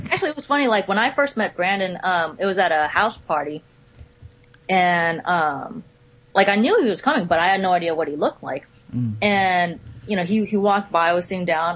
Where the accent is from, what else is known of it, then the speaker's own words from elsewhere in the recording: Richmond, California, United States; now in Florida, United States; I'm from the Bay Area in Cali